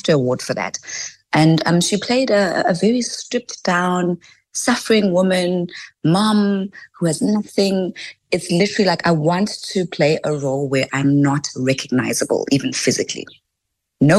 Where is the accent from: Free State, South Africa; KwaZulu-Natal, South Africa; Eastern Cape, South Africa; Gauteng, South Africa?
Gauteng, South Africa; Tembisa; I'm from Tembisa, Mambisa